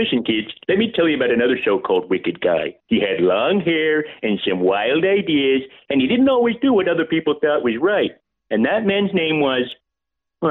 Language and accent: English; Sydney, New South Wales, Australia; I'm Aussie, born and raised in Sydney, Australia, from a big, fat Greek family